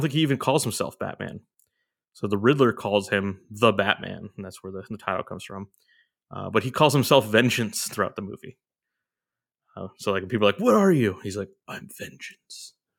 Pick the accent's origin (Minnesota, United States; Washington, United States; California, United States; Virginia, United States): California, United States; Orange; moved away; it took place in the city of Orange, my hometown